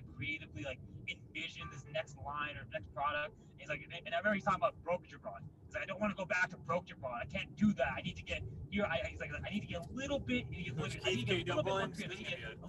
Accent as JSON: {"language": "English", "region": "California", "country": "United States", "said": "I'm from Cali"}